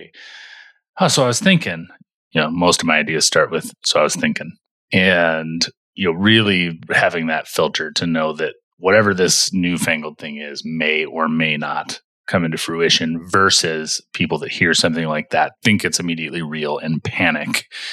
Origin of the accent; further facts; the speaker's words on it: Michigan, United States; we grew up in Michigan together